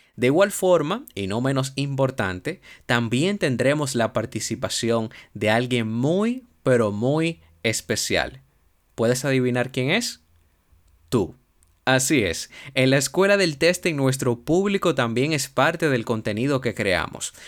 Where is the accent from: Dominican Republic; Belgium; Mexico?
Dominican Republic; Soy un profesional dominicano